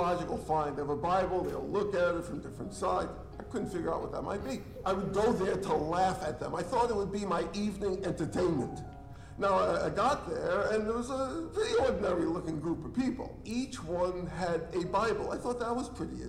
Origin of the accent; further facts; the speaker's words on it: New York City, New York, United States; I grew up in New York City, so you'll pardon me, I'm still learning English